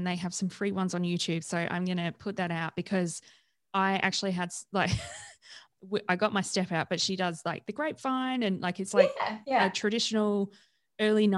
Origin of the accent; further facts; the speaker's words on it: Adelaide, South Australia, Australia; Because in Adelaide, I'm from South Australia.